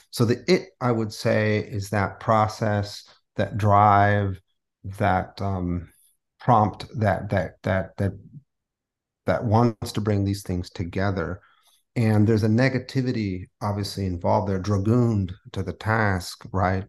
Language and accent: English; San Diego, California, United States; first language Spanish; English is a second language; moved away as an adult; also born or lived in San Francisco; now in New Orleans, United States; I was born in San Diego. I grew up there.